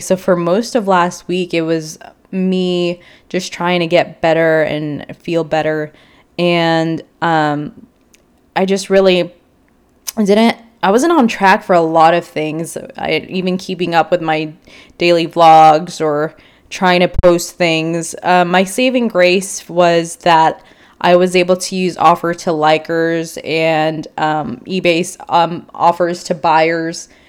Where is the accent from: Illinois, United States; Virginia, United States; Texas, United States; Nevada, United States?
Illinois, United States; Chicago; moved away as an adult; also born or lived in Houston; now in San Antonio, United States; I was originally raised in Chicago, and then I went to college in Houston